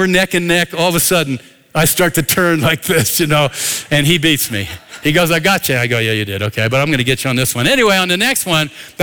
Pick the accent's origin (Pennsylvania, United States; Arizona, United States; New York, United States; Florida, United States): Pennsylvania, United States; north of Philadelphia; moved away; I grew up in Pennsylvania, north of Philadelphia